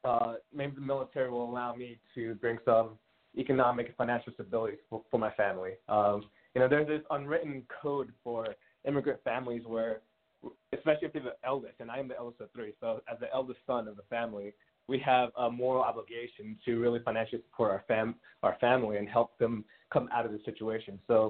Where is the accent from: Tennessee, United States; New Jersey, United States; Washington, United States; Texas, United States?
New Jersey, United States; also born or lived in Queens; Before moving to New Jersey, we were living in Queens. I was born in Queens. And then we had moved to a middle-class neighborhood in New Jersey.